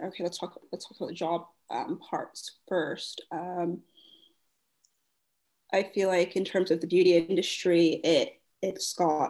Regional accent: United States; moved away as an adult; now in London, United Kingdom; But anyways, the plane, I'm from the States going to London.

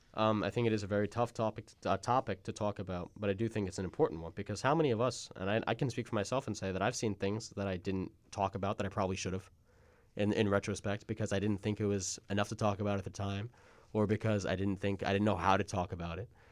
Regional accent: Long Island, New York, United States; Gabby Petito's hometown, Blue Point, is about twenty minutes from my hometown

